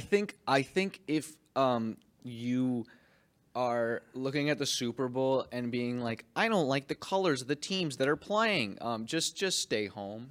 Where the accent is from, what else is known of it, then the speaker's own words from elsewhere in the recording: Canada; I'm a Canadian kid